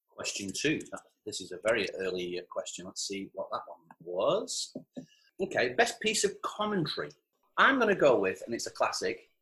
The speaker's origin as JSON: {"language": "English", "town": "Farnworth", "region": "North West England", "country": "United Kingdom", "said": "whenever people ask me where I'm from, I'll always go Manchester. And then if they've heard of Manchester, I'll tell them I'm from Bolton. And if they've heard of Bolton, then I'll say I'm from Farnworth"}